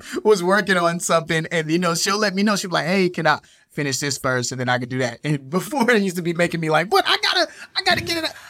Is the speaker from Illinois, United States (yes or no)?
yes; Chicago, Illinois, United States; I'm from Chicago